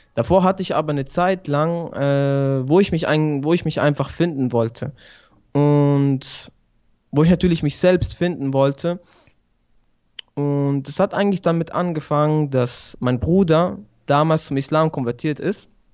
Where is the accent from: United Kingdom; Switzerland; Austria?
Switzerland; also born or lived in Sicily (father's origin) / Bari (mother's origin); ich komme aus der Schweiz, wohne in Basel.